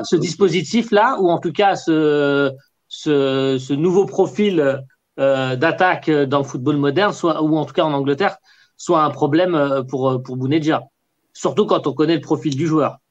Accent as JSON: {"language": "French", "country": "Algeria", "said": "je suis un Algérien"}